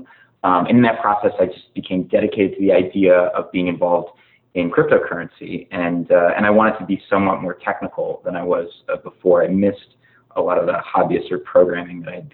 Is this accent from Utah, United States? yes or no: no; Virginia, United States; also born or lived in California; I grew up in Virginia and wound up going to school here